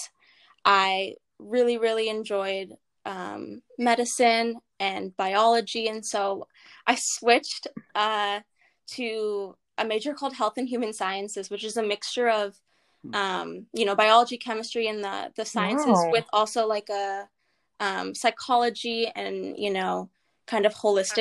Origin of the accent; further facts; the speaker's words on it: Los Angeles, California, United States; I'm from Los Angeles, and so about 10 miles away from USC, so I stayed close to home